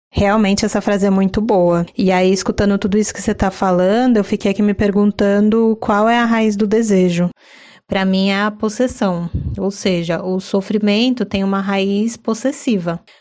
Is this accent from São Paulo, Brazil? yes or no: yes; São Paulo, Brazil